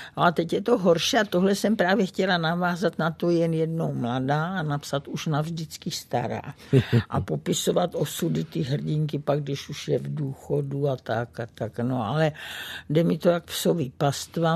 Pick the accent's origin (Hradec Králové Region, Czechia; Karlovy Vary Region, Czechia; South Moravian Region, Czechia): South Moravian Region, Czechia; Brno; moved away; Brno, to je eh, můj rodný kout